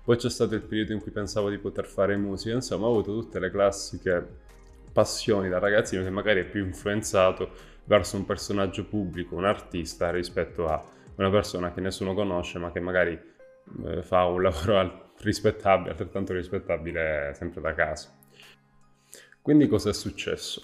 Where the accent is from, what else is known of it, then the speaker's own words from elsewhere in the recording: province of Trapani, Sicily, Italy; Sono nato in provincia di Trapani, in questo piccolo paesino